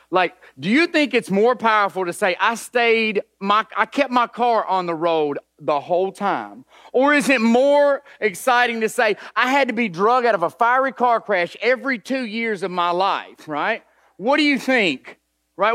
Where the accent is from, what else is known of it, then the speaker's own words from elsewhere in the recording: Nashville, Tennessee, United States; I grew up in East Nashville